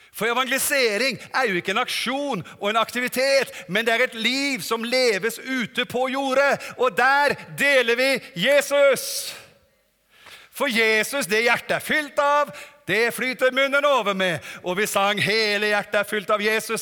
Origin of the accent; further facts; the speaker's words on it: Norway; also born or lived in Germany; Kommer fra Norge